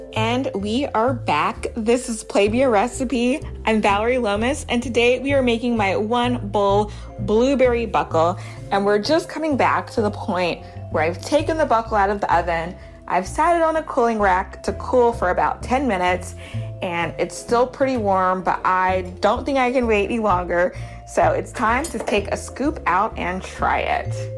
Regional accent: Baton Rouge, Louisiana, United States; also born or lived in Harlem, New York; now in New York, United States; growing up in Baton Rouge, Louisiana, on the weekend sometimes go and pick blueberries

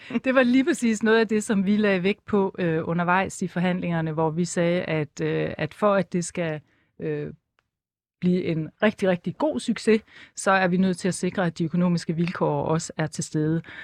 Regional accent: Esbjerg, Southern Denmark, Denmark; moved away as an adult; så er jeg født og opvokset i Esbjerg

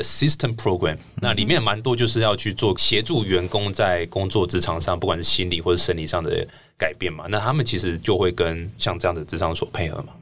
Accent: Taichung, Taiwan; 我台中人

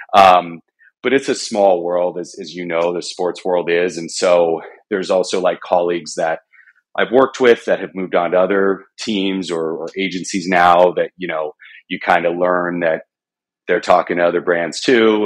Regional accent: Arizona, United States; I grew up in Arizona.

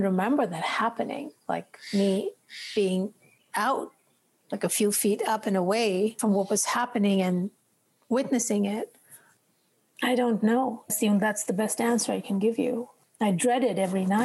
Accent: India; Growing up in India, and especially, you know, year when I was a child, which was in the 60s, we lived outside a large town, and I grew up in nature

